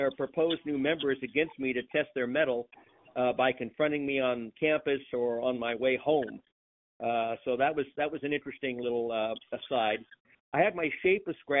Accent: Long Beach, California, United States; I was born and bred in the Los Angeles County city of Long Beach, California

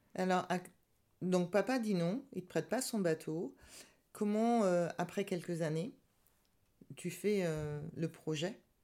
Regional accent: France

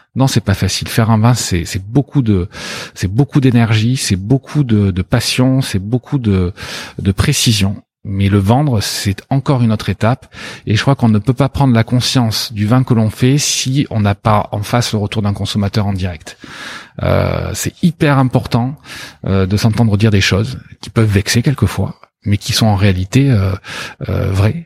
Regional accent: Bordeaux, Nouvelle-Aquitaine, France; also born or lived in Australia; j'ai grandi ici, j'ai quitté Bordeaux pour 3

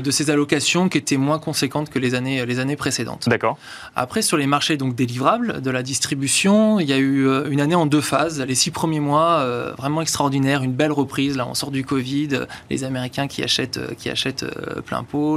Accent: Arcachon, Nouvelle-Aquitaine, France; je suis je suis né à Arcachon

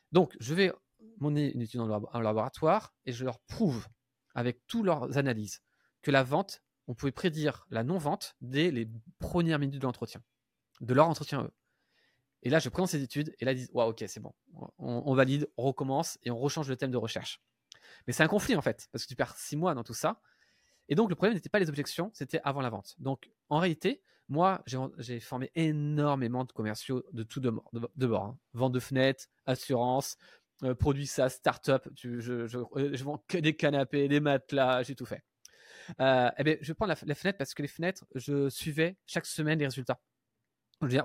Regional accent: Paris, Île-de-France, France; je suis pas belge, hein, parce que à chaque fois que je parle de la Belgique, je, je suis belge, je suis parisien.

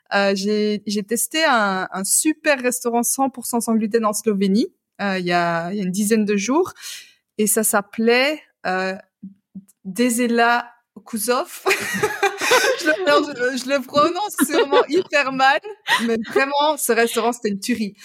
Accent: Belgium; je suis belge

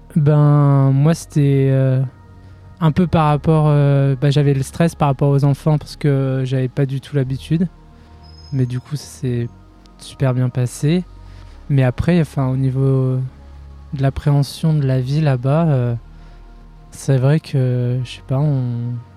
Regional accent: France; je suis de Vorep

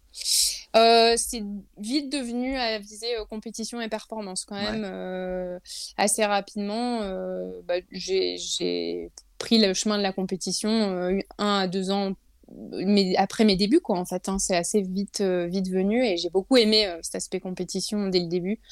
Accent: Lille, Hauts-de-France, France; moved away as an adult; now in Lyon, France; je suis jamais remontée euh, à Lille parce que je suis lilloise de native lilloise. De, voilà exactement du nord je suis une ch'ti

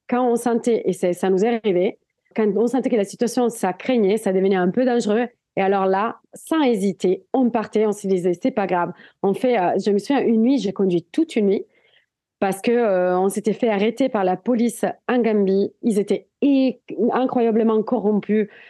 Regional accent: Italy; French is a second language; moved away as an adult; now in Biarritz, France; je viens des montagnes. Je viens des Alpes italiennes.

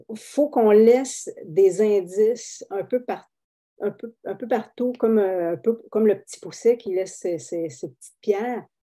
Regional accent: Abitibi, Quebec, Canada; moi, je viens de l'Abitibi, je ne viens pas de Saint-Henri

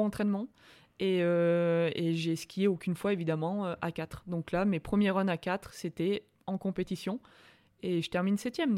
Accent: Orcières, Provence-Alpes-Côte d'Azur, France; also born or lived in Montpellier; now in Albertville, France; je suis de Montpellier, je suis né à Montpellier, j'ai ma famille à Montpellier, mais j'ai vraiment grandi à Orcières

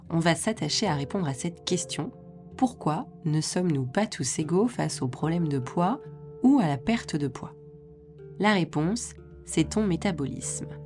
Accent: France; En tant que Français, dans le pays qui affiche pour valeur principale l'égalité, ça ne passe pas.

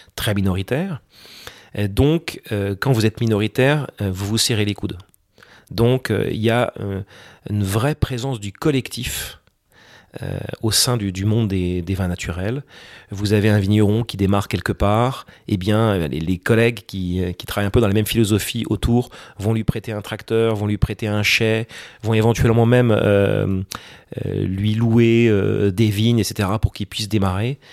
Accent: France; quand on est français

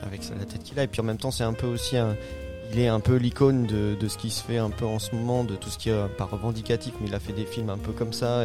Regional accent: Alsace, Grand Est, France; ça m'a touché en tant qu'Alsacien

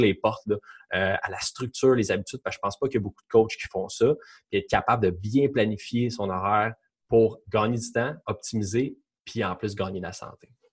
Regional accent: Quebec, Canada; je suis québécois

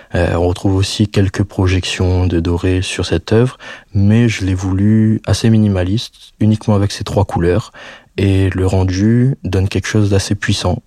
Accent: Réunion; moved away as an adult; je rentre en vacances euh, chez moi à La Réunion

